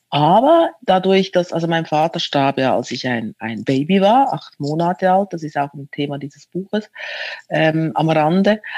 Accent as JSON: {"language": "German", "town": "Zürich", "region": "Zurich", "country": "Switzerland", "tie": "born or raised there", "moved": "as an adult", "lives_now": "Berlin, Germany", "said": "ich bin in Zürich geboren als Italienerin"}